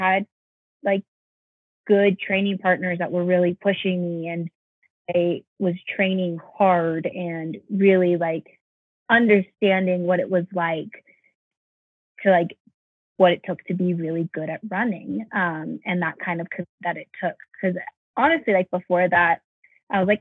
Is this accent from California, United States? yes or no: yes; South Bay, California, United States; now in Flagstaff, United States; I'm from the South Bay area in California. So there are a lot of powerhouse high schools in that area. And one of them was Redondo Union High School. And they're like 10 minutes away from where I live, or where I lived growing up